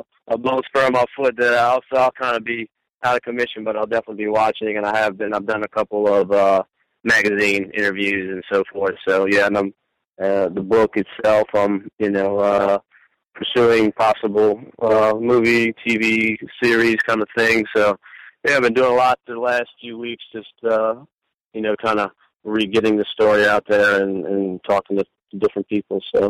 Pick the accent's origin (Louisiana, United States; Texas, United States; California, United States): Louisiana, United States; New Orleans; also born or lived in Lafayette; Born and raised in New Orleans, went away to college in Lafayette